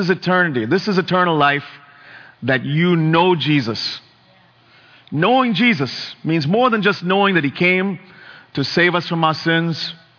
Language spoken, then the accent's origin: English; Bangalore, Karnataka, India; In my home country in India, there were floods after 100 years. You know, Chennai is this little town to the east of where I grew up, Bangalore.